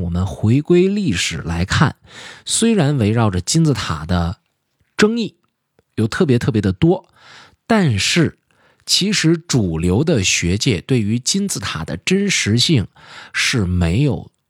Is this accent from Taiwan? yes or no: no; China; 我们中国人